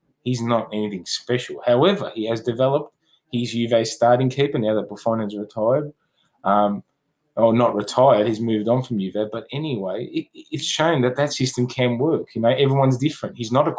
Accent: Melbourne, Victoria, Australia; we are from Australia, by the way, guys, and we're both from Melbourne.

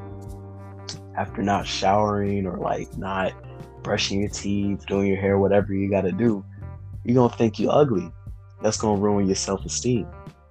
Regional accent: Detroit, Michigan, United States; now in Ohio, United States; I currently live in Ohio, but I am originally from Detroit, Michigan.

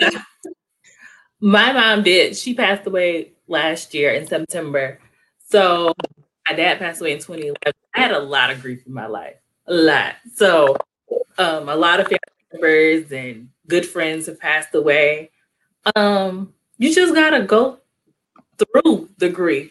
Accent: East Point, Georgia, United States; I'm from East Point

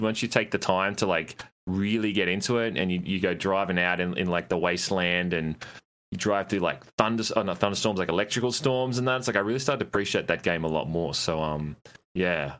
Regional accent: Australia; 'cause I live in it, obviously I'm Australian

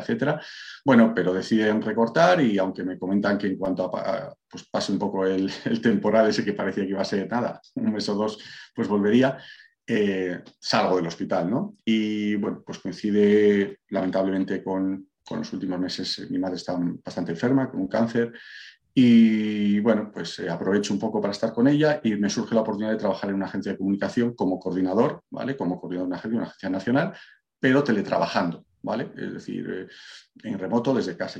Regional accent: Valladolid, Castile and León, Spain; moved away as an adult; now in Málaga, Spain; Yo soy de Valladolid, pero resido en Málaga desde hace unos años

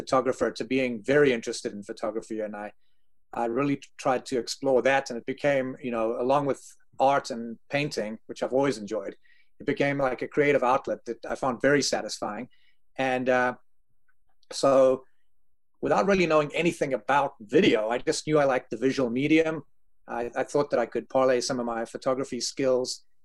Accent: South Africa; moved away; I grew up in South Africa during apartheid.

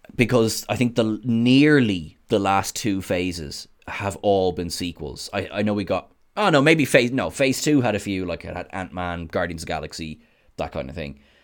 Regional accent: Ireland; I am Irish

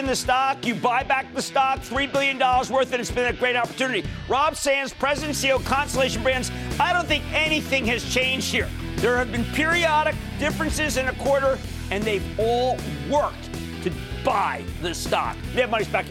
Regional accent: Philadelphia, Pennsylvania, United States; I know that sounds like OWL, but that's because I'm from Philadelphia.

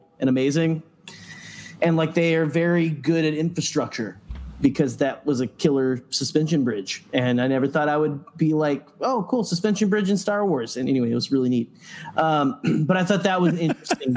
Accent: Arkansas, United States; moved away; old hometown that I grew up in in Arkansas

